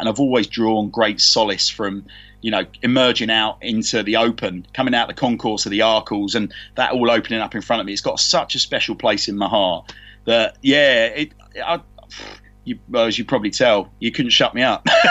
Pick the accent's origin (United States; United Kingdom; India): United Kingdom; London; accent: Londoner; also born or lived in Canterbury; growing up in London as a real youngster